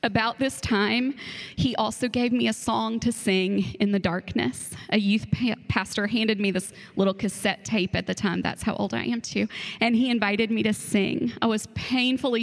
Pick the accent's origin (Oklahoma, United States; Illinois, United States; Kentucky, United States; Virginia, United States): Kentucky, United States; Frankfort; also born or lived in Georgetown, Kentucky / Stamping Ground, Kentucky; around fourth grade, we moved to the big city of Frankfurt